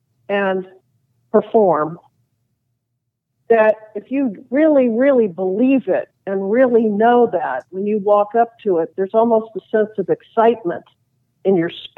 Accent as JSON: {"language": "English", "town": "Nashville", "region": "Tennessee", "country": "United States", "said": "I'm from Nashville."}